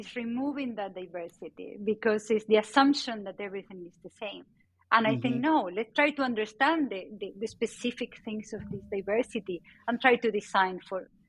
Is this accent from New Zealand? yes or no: no; Argentina; born or raised there; English is a second language; moved away as an adult; also born or lived in Spain